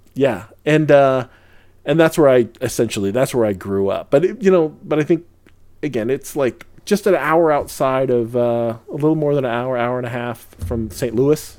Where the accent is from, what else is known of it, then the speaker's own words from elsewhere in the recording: Lucena, Calabarzon, Philippines; moved away; I was born in the Philippines